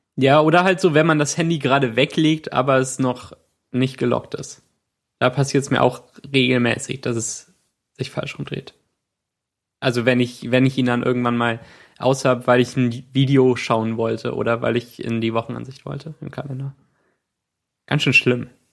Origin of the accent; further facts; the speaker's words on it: Cologne, North Rhine-Westphalia, Germany; als ich ungefähr acht Jahre alt war, war ich an Silvester mit meinem Bruder auf einem Spielplatz bei uns in Köln